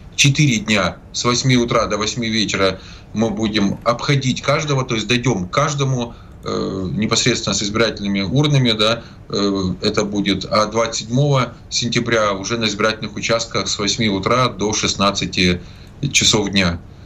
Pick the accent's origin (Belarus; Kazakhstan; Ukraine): Ukraine; Zaporizhzhia, Zaporizhzhia Oblast; Запорожье это мой родной город, я там родился и прожил свыше 30 лет